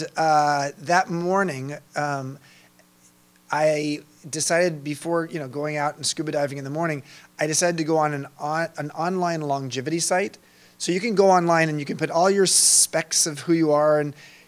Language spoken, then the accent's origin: English; Long Beach, California, United States; moved away; I grew up in Long Beach